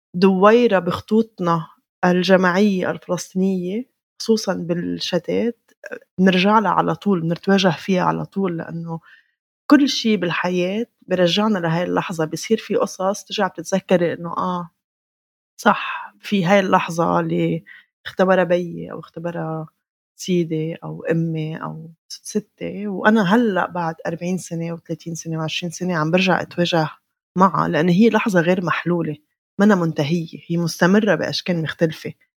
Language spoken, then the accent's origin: Arabic; Beirut, Beirut Governorate, Lebanon; انا ما بعد حالي فلسطينيه لبنانيه انا بعد حالي فلسطينيه من بيروت